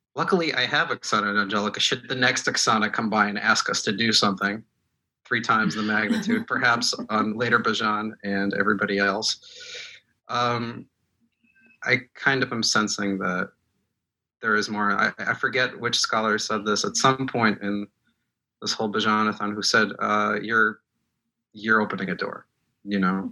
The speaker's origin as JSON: {"language": "English", "region": "Moscow", "country": "Russia", "tie": "born or raised there", "second_language": "English", "moved": "yes", "said": "I was born in Moscow. I speak Russian"}